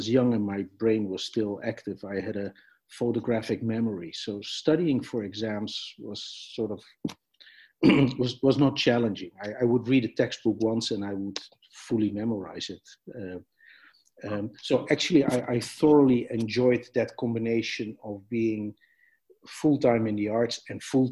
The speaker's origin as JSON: {"language": "English", "town": "Amsterdam", "region": "North Holland", "country": "Netherlands", "tie": "born or raised there", "said": "I was born in Amsterdam in the Netherlands"}